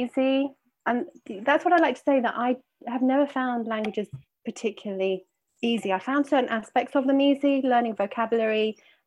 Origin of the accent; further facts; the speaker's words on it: London, United Kingdom; accent: British; moved away as an adult; now in Barcelona, Spain; I am originally from London, but I have been living in Barcelona for well over 20 years.